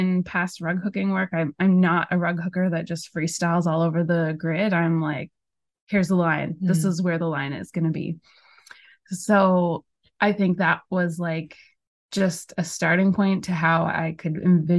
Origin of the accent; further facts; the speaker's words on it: Portugal Cove-St. Philip's, Newfoundland and Labrador, Canada; I grew up in Portugal Cove, St. Phillips